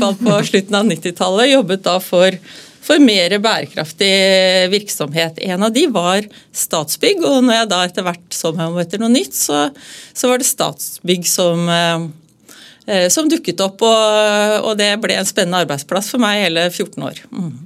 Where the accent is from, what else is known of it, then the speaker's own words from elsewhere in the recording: Hamar, Innlandet, Norway; moved away as an adult; also born or lived in Oslo; Jeg kom jo opprinnelig da fra Hamar, og, fra et eh, gardsbruk